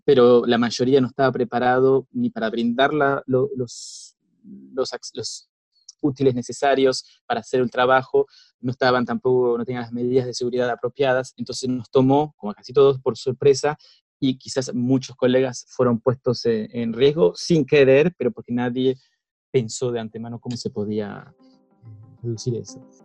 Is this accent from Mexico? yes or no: no; Argentina; moved away as an adult; now in Paris, France; Soy argentino de origen, pero bueno, vivo en París